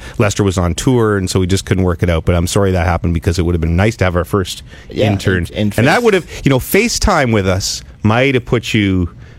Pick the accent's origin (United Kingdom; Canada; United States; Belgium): Canada; Ottawa, Ontario; moved away; also born or lived in Vancouver; Ottawa's my hometown